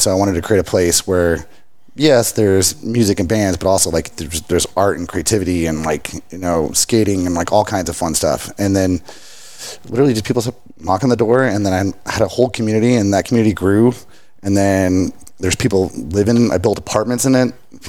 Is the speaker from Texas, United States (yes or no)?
yes; Richland Hills, Texas, United States; now in Fort Worth, United States; Fort Worth, Dallas, this whole mid-city area. I grew up in Richland Hills